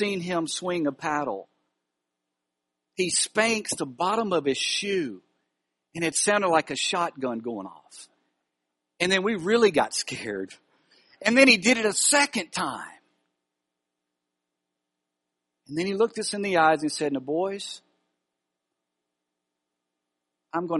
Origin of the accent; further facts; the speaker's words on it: Alexandria, Louisiana, United States; Alexandria, Louisiana. That's my hometown. I grew up in Castle Village